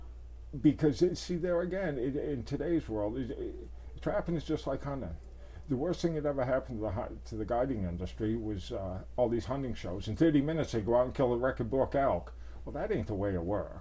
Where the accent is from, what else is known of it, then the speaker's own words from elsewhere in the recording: Maine, United States; moved away as an adult; also born or lived in Idaho / Montana / Wyoming; as a kid growing up in Maine